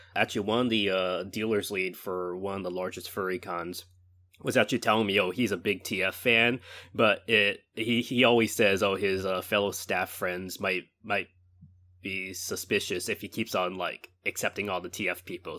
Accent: California, United States; moved away as an adult; also born or lived in Baltimore; I'm originally from California. I went to Baltimore for, um, for university.

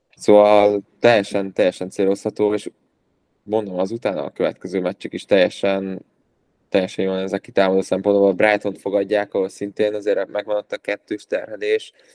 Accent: Hungary

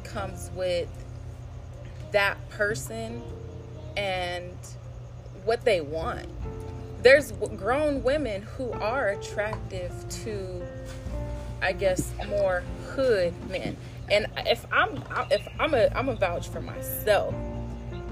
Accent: Los Angeles area, California, United States; I'm from here. I grew up here

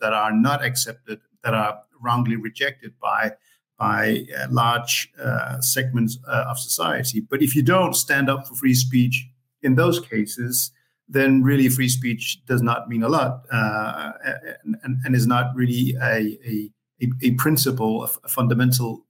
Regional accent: Copenhagen, Capital Region of Denmark, Denmark; I am born and raised in Copenhagen in Denmark

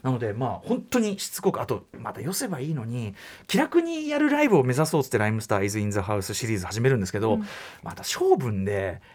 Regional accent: Tokyo, Japan; 東京生まれ東京育ち

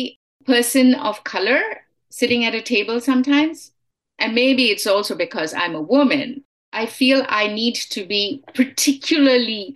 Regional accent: India; moved away as an adult; now in United States; Yeah, I have been here for most of my life, but I am Indian. I mean, I am Indian American.

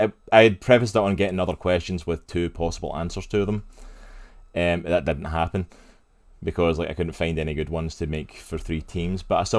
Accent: Scotland, United Kingdom; now in United States; I'm Scottish. I'm actually from Scotland.

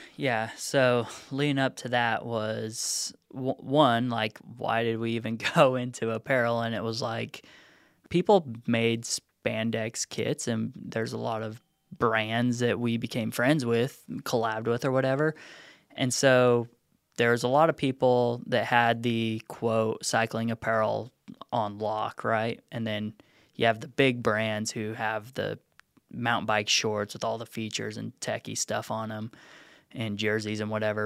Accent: Nevada, United States; moved away as an adult; also born or lived in Reno; now in Chattanooga, United States; Moved out here. I'm from Nevada originally. Last place I lived in Nevada for college and such was Reno.

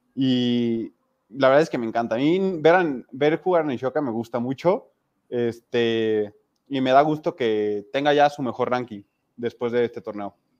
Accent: Mexico; como mexicano

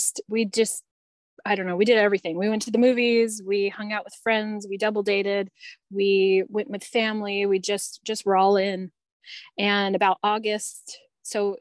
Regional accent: Southern California, United States; moved away as an adult; also born or lived in Arizona / Utah / Wyoming / Colorado; I'm from California and born and raised in Southern California

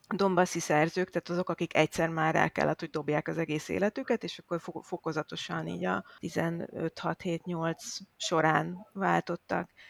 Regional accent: Hungary; moved away; also born or lived in Ukraine; magyar vagyok

